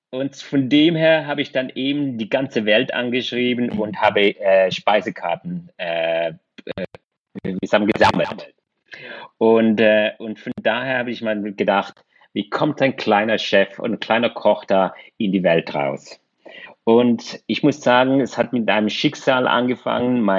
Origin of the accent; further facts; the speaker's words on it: Switzerland; born there; Ich bin äh, in der Schweiz geboren und äh, glücklicherweise